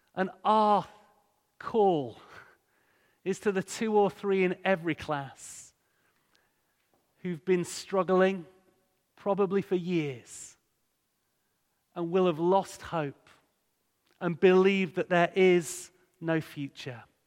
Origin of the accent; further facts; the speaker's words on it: Hull, Yorkshire and the Humber, United Kingdom; moved away as an adult; also born or lived in Bradford; I grew up in Hull